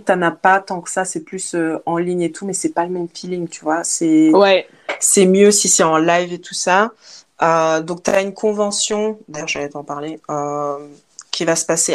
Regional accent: Liège, Wallonia, Belgium; moved away as an adult; also born or lived in Africa / Portugal / Australia; now in Spain; je suis née en Afrique, mais j'ai vécu en Belgique et puis maintenant je voyage

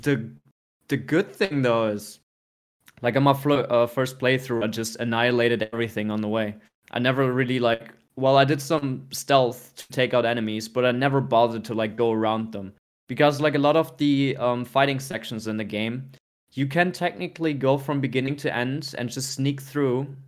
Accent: Germany; born or raised there; moved away

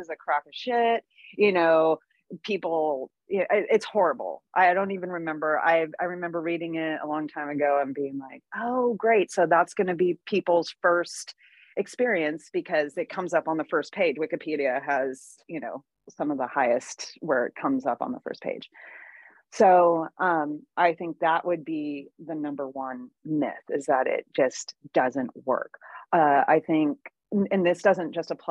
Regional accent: Santa Cruz, California, United States; also born or lived in Maui, Hawaii; now in Encinitas, United States; I grew up in Santa Cruz

